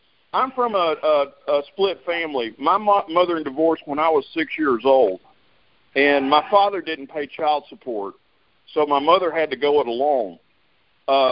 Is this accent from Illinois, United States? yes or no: no; Atlanta, Georgia, United States; I'm from Atlanta, Georgia